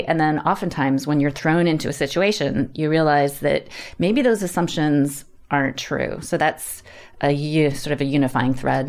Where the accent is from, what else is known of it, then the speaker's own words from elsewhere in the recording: Canada; I grew up in Canada. We moved around a lot. My dad worked for a chemical company.